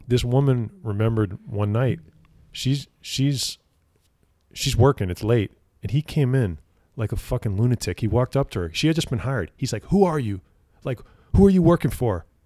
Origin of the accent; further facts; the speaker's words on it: New Jersey, United States; moved away; I grew up in New Jersey